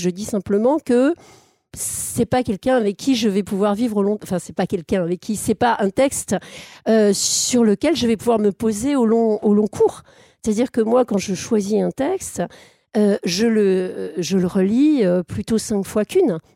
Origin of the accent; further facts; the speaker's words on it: Alsace, Grand Est, France; je suis né en Alsace